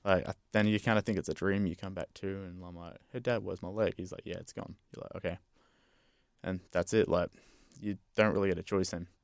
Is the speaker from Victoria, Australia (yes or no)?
no; Brisbane, Queensland, Australia; moved away; also born or lived in Western Australia; I'm from Brisbane myself